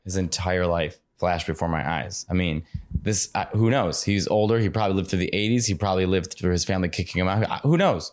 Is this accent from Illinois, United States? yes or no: yes; Chicago, Illinois, United States; I grew up in Chicago